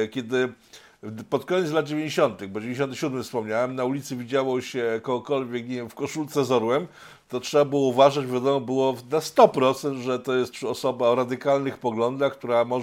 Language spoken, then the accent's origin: Polish; Łódź, Łódź Voivodeship, Poland; jestem z Łodzi.